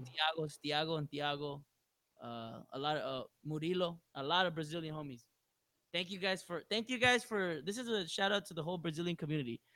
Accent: Long Beach, California, United States; I'm from Long Beach

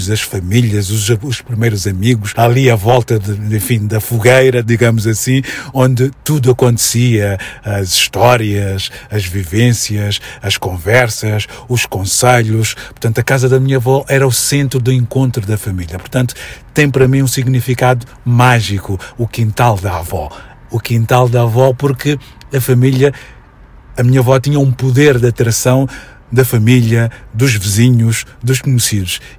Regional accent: Mozambique; moved away; Porque eu, quando saí de Moçambique, eh, as pessoas que saíram na minha época, que fomos muitos, eh, nós sentíamos que o espaço Moçambique, ou espaço Maputo

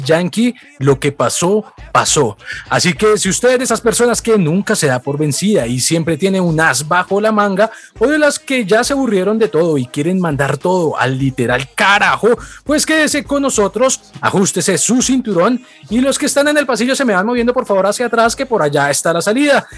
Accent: Colombia; nosotros como colombianos

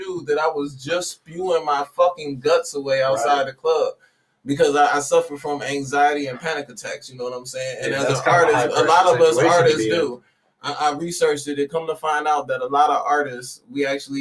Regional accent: Detroit, Michigan, United States; I'm from Detroit

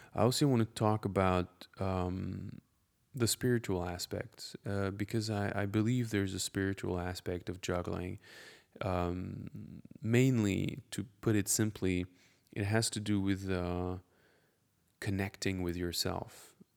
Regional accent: France; English is a second language; I'm French, and I'm a juggler

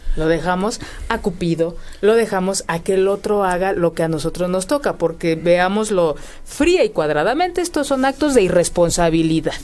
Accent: Mexico; como mexicanos

